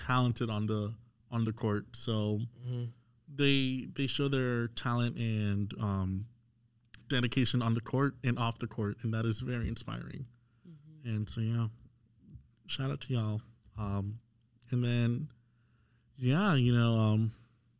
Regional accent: Florida, United States; I'm from Florida

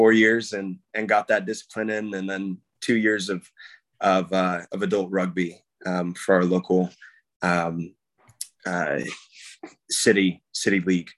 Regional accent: Santa Paula, California, United States; moved away; I'm from Southern California, just about an hour north of LA. It's a small town called Santa Paula.

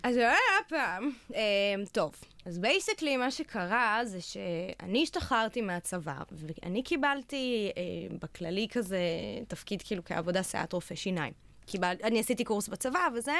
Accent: Jerusalem, Jerusalem District, Israel; בירושלים, איפה שנולדתי

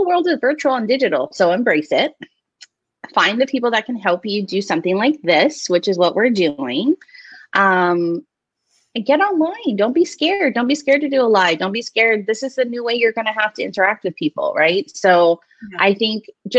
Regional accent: Hawaii, United States; I'm from Hawaii

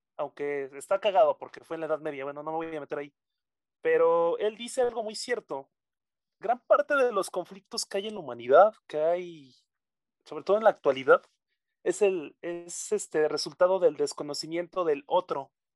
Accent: Mexico

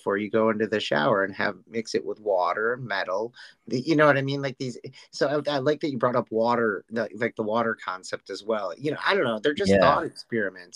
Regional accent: Canandaigua, New York, United States; I'm from Canandaigua, New York.

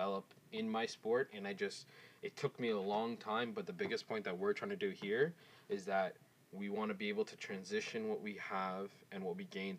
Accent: Scarborough, Ontario, Canada; born there; I was born in Scarborough.

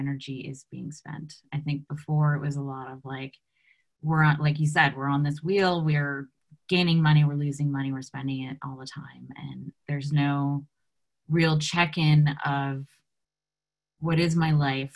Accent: United States; being United States Americans

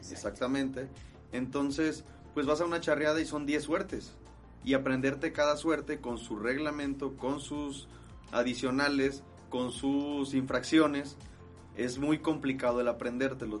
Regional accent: Guadalajara, Jalisco, Mexico; soy de aquí de Guadalajara, Jalisco

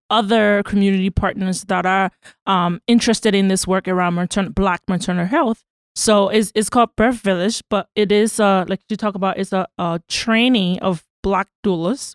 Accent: Liberia; also born or lived in Boston / Virginia; now in United States; I'm from Liberia

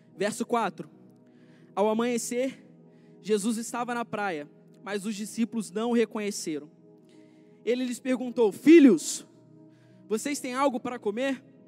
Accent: Rio das Ostras, Rio de Janeiro, Brazil; moved away as an adult; Eu vim do Rio de Janeiro, eu vim do interior do Rio, região dos lagos, Rio das Ostras

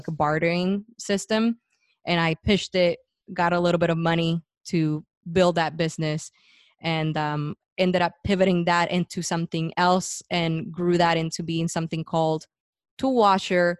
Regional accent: Puerto Rico; moved away as an adult; So I was born and raised in Puerto Rico, and was going to school

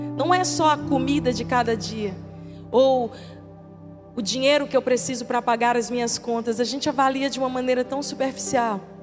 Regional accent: Maranhão, Brazil; now in Teresina, Brazil; eu sou maranhense, mas eu abracei essa terra como minha

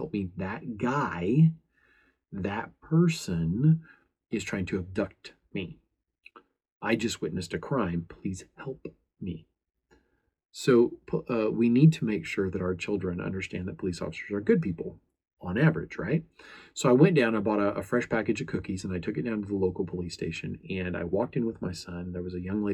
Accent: United States

